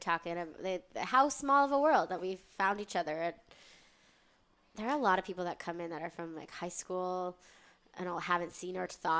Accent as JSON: {"language": "English", "town": "Fort Lauderdale", "region": "Florida", "country": "United States", "moved": "yes", "lives_now": "New York City, United States", "said": "I'm from Fort Lauderdale."}